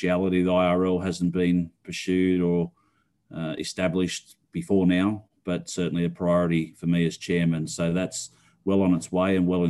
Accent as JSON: {"language": "English", "country": "Australia", "said": "being an Aussie"}